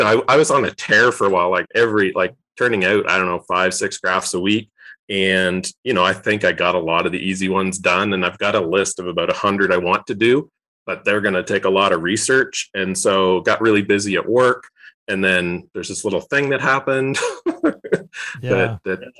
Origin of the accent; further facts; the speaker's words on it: Eastern Canada, Canada; moved away as an adult; also born or lived in Alberta; now in United States; I grew up in Eastern Canada, and then for grad school, I went out west to Alberta. And then in 2003, I moved to the US.